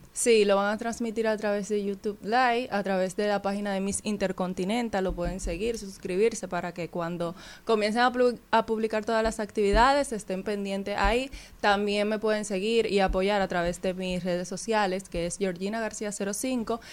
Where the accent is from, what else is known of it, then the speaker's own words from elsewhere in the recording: Santa Cruz de Barahona, Barahona, Dominican Republic; now in Santo Domingo, Dominican Republic; yo soy de Barahona, viví allá, ahora estoy viviendo en Santo Domingo